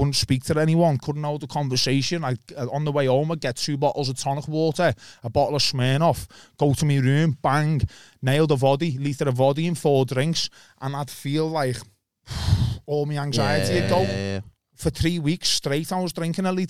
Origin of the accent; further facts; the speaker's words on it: Liverpool, North West England, United Kingdom; where are you from? I went, Liverpool.